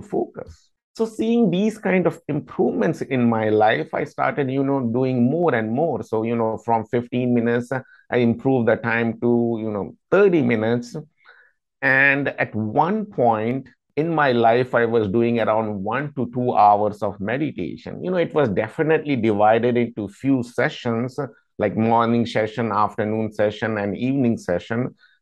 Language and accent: English; India; moved away as an adult; now in United States; I am basically from India, and I came to United States in 2008, and I've been living here for the past 14 years.